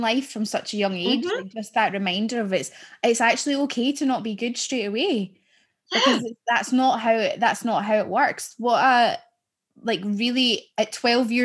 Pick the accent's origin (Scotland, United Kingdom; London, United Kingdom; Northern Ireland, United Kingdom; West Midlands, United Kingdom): Scotland, United Kingdom